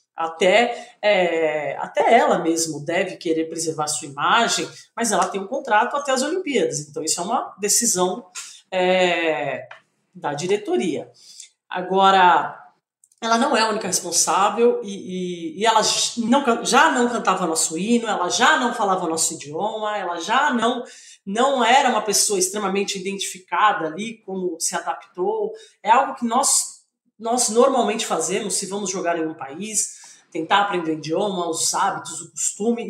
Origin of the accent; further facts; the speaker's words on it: Brazil; nós somos brasileiros